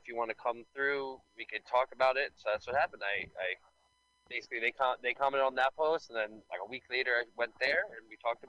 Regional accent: New York City, New York, United States; I grew up in Staten Island

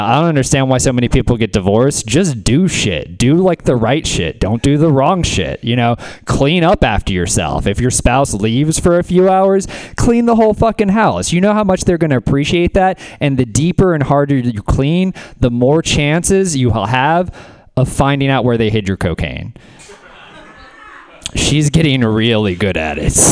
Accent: the South, United States; I don't know about the rest of y'all. I'm from the South.

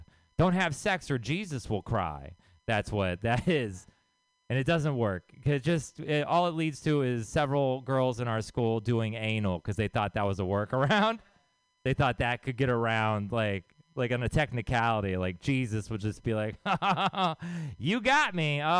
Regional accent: Texas, United States; I grew up in Texas.

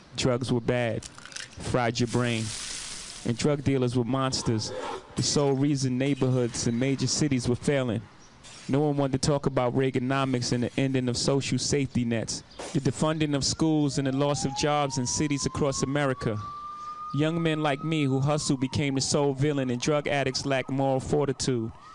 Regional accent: New York, United States; My home state of New York

